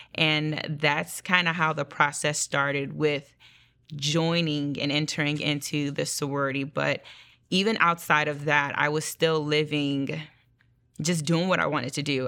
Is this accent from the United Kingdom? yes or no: no; Nigeria; I'm Nigerian, so religion is a big thing in our, um, culture